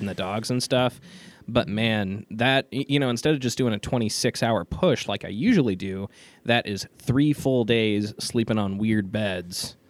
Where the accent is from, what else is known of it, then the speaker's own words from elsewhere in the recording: Colorado, United States; I grew up in Colorado